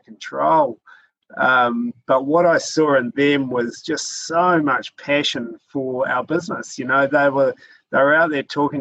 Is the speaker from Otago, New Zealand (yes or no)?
no; Christchurch, Canterbury, New Zealand; also born or lived in Auckland; moved back to Christchurch, which is my hometown